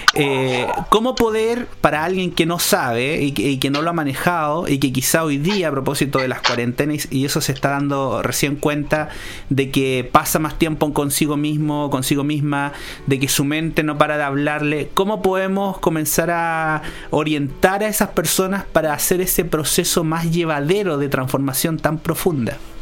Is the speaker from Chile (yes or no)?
yes; Chile; los regímenes que vivimos en este país